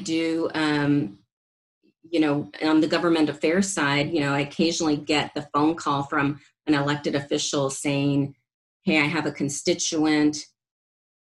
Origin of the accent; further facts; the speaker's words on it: San Benito, Texas, United States; moved away as an adult; also born or lived in California; now in Austin, United States; I'm from South Texas, from the Rio Grande Valley. I'm from a small town, San Benito, on the border to Mexico, predominantly Hispanic community, and, you know, very humble beginnings.